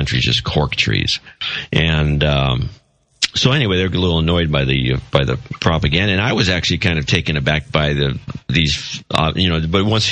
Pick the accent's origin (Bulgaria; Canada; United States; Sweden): United States; I'm an American.